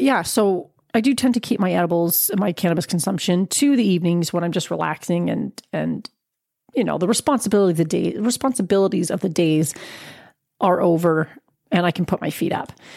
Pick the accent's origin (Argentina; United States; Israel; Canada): Canada; As a Canadian